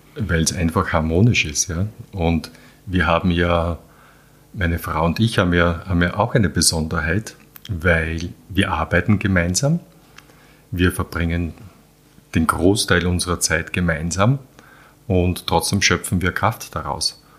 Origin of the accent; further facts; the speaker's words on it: Vienna, Austria; also born or lived in Halbturn, Burgenland; geboren in Wien, ja. ich bin in die Schule und bin immer in Wien groß geworden, aber Wochenende und Ferien war immer Landwirtschaft